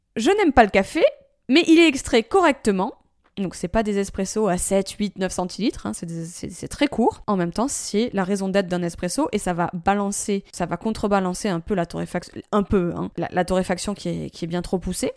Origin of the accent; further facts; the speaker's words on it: France; chez nous en France